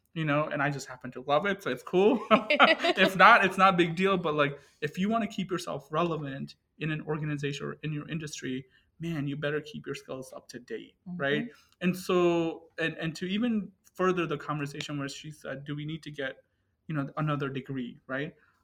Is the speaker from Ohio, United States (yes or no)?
yes; Cleveland, Ohio, United States; English is a second language; and so I'm originally from Cleveland, Ohio, and, you know, suburbia of Cleveland.